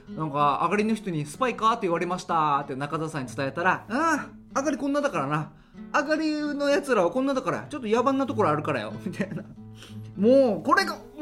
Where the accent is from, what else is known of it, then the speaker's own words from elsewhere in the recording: Haebaru, Okinawa, Japan; 僕の地元早原町与那覇っていうところです